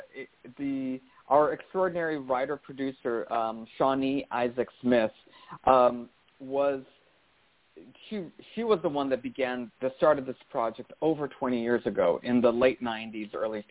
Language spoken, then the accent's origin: English; Brazil; I grew up Catholic in Brazil